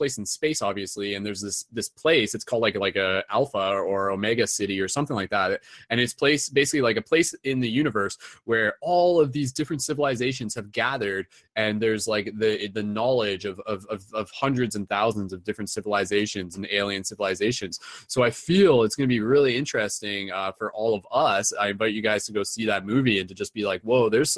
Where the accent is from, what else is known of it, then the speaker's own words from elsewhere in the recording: Canada; accent: Canadian; my Canadian accent